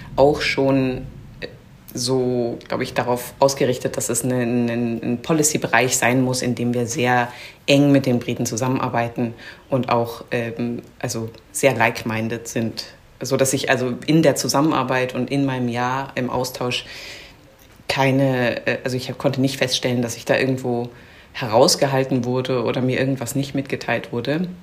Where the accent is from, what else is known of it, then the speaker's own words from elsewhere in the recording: Bamberg, Bavaria, Germany; moved away as an adult; now in London, United Kingdom; Ich bin in Deutschland aufgewachsen und ähm, habe die japanische Küche vor allem über meinen Vater kennengelernt, der ist Japaner und ähm, hat dann eben auch in Bamberg, wo ich aufgewachsen bin